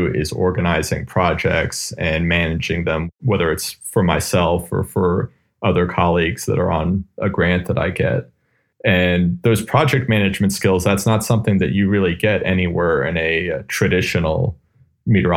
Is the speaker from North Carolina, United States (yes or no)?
yes; Raleigh, North Carolina, United States; also born or lived in Asheville, North Carolina; I grew up down in Raleigh, North Carolina